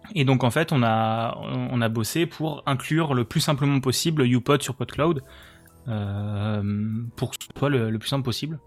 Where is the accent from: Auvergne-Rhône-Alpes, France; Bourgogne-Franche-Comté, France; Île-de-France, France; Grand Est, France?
Grand Est, France; Alsace; je suis euh, euh, alsacien.